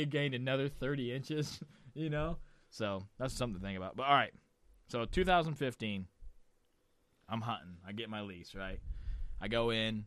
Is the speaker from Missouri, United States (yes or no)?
yes; Missouri, United States; I'm from Missouri